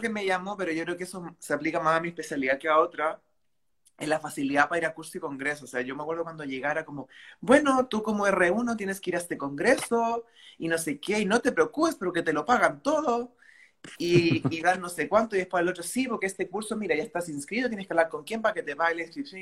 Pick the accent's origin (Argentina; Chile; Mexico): Chile; moved away as an adult; now in Valencia, Spain; yo soy de Chile